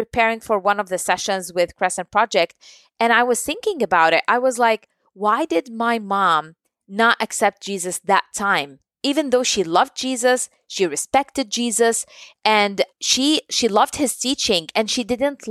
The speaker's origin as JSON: {"language": "English", "country": "Jordan", "tie": "born or raised there", "said": "I was born and raised in Jordan."}